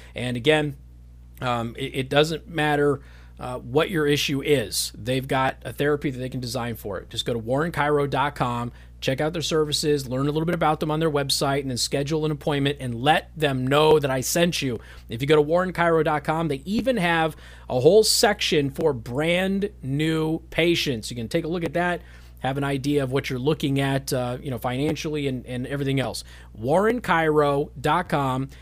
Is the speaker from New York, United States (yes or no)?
no; Las Vegas, Nevada, United States; the Las Vegas Sun, the liberal paper in Las Vegas, Nevada, my hometown